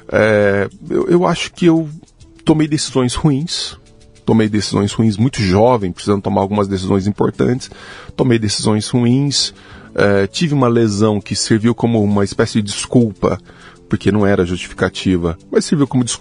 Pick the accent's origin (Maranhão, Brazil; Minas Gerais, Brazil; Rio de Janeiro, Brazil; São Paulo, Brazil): Minas Gerais, Brazil; Araguari; born there; now in Uberlândia, Brazil; Eu nasci no interior de Minas Gerais, numa cidade chamada Araguari.